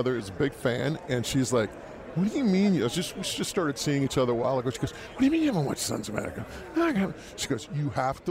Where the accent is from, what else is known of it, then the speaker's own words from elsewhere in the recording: New Westminster, British Columbia, Canada; my hometown of New Westminster